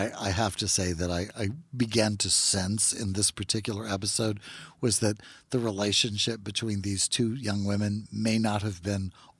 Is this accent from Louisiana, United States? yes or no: yes; Natchitoches, Louisiana, United States; Well, you know, I'm from Natchitoches